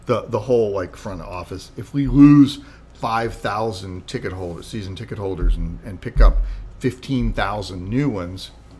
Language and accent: English; Columbus, Ohio, United States; born or raised there